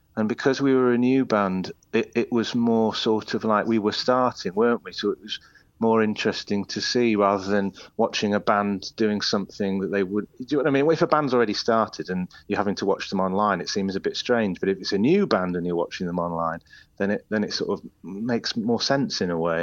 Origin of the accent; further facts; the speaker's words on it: Isle of Man; moved away as an adult; now in Leeds, United Kingdom; I say the Isle of Man. It, that, that's where I spent, you know, my childhood and young, young adulthood